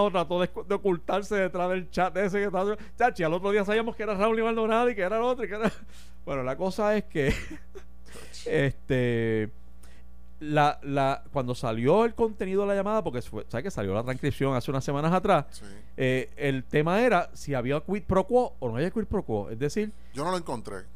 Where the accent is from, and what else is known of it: Puerto Rico